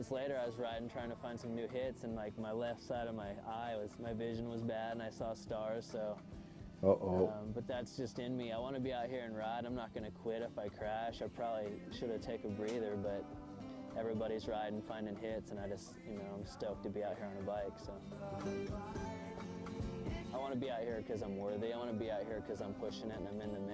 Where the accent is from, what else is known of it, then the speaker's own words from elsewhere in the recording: Bend, Oregon, United States; I'm from Bend, Oregon